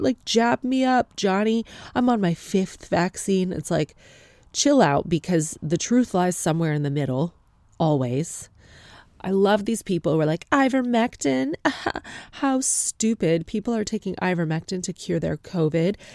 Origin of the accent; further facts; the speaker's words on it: Canada; accent: Canadian; moved away as an adult; now in United Kingdom; My accent is from Canada. I am not ethnically Canadian